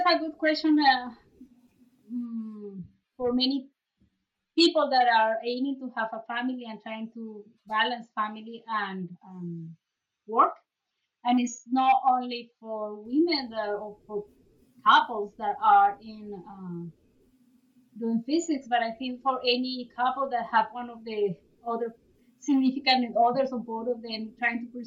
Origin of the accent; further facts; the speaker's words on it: Bogotá, Colombia; moved away as an adult; also born or lived in Bloomington, Indiana, United States / North Carolina, United States; now in Guelph, Canada; So I was born in Bogota, Colombia. So that's where I did my undergrad